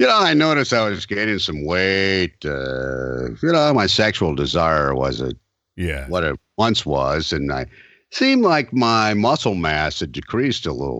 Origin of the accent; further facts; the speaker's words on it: Deep South, United States; as children growing up in the Deep South